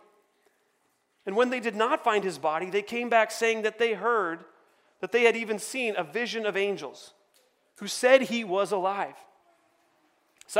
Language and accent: English; United States; I'm American